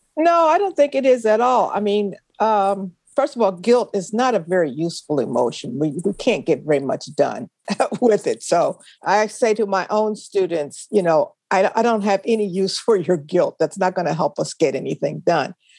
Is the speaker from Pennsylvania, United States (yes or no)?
yes; Philadelphia, Pennsylvania, United States; I loved growing up in West Philly